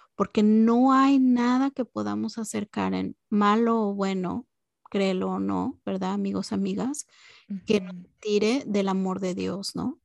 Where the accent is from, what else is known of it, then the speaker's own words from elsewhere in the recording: Mexico; todas las navidades cuando era chica en México